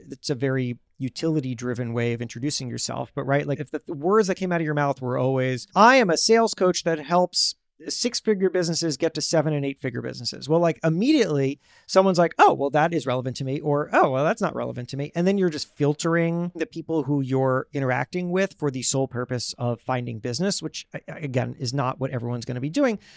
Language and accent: English; New York, United States; new york